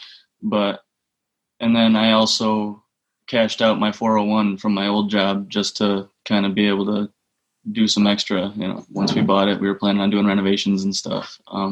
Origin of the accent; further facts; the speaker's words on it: West Michigan, United States; I grew up out here in West Michigan